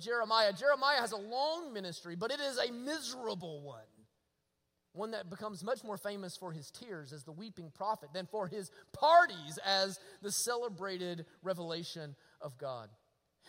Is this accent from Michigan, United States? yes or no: no; Rabbit Town, Alabama, United States; I was raised in Rabbit Town, Alabama